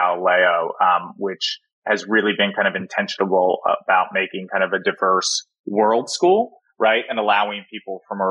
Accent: Philadelphia suburbs, Pennsylvania, United States; I grew up in the Philadelphia suburbs

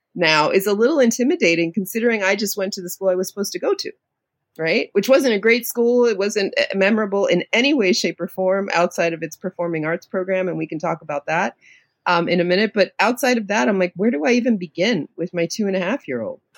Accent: New York City, New York, United States; also born or lived in Queens, New York; I'm a native New Yorker. I grew up in the Lower East Side of New York City, of Manhattan in public housing

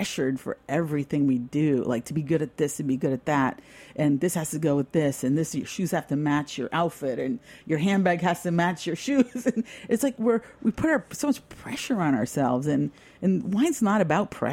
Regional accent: New York, United States; I'm from New York and I grew up drinking European wines

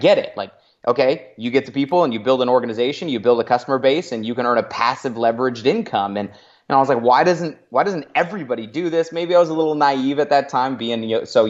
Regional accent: Northern California, United States; moved away as an adult; also born or lived in San Francisco Bay Area / Los Angeles; now in Arizona, United States; I'm originally a California kid. I make my home in Arizona now, but I was born near the Bay. Ended up growing up in the sticks in Northern California, up in the mountains

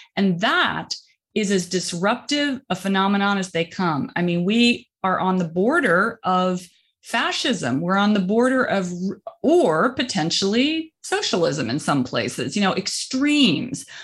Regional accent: rural Indiana, United States; moved away; I'm from Indi-, rural Indiana

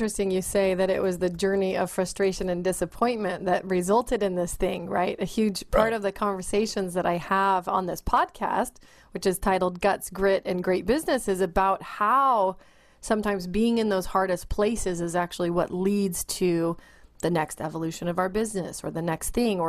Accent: New Zealand; And because I'm from New Zealand, originally we're known locally as the Kiwi and the Kraut.

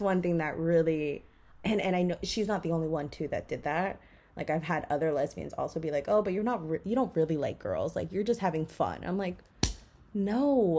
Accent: Miami, Florida, United States; I grew up in Miami.

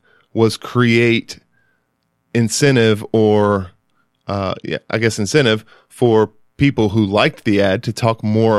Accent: Evansville, Indiana, United States; I grew up in Evansville, Indiana. That's where I went to high school and a couple years of college before I transferred.

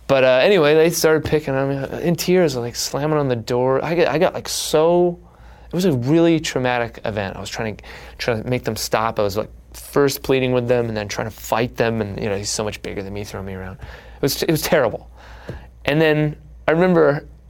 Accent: Canada; also born or lived in Toronto / Chicago / New York City; now in Los Angeles, United States; you could have been born in a small town in Canada, and I happened to be born in, like, the artsy one

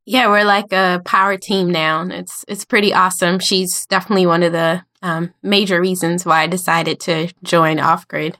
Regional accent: United States; I'm from the United States in, near the capital, Washington, D C, um, and pretty much been around here my whole life

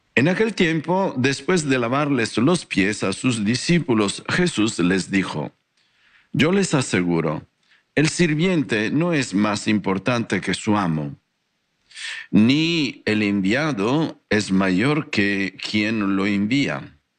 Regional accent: Italy; Spanish is a second language; moved away as an adult; also born or lived in Guadalajara, Mexico; now in North Hollywood, United States; un italiano con corazón tapatío

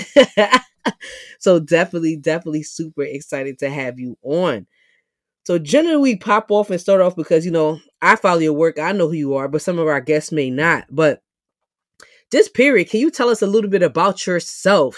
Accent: New York City, New York, United States; moved away as an adult; now in Philadelphia, United States; South Bronx, born and raised

